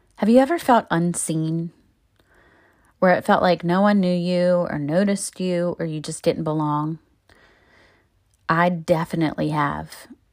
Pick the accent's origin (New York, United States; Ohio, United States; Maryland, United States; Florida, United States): Maryland, United States; Baltimore; moved away as an adult; my thirty-two years in my hometown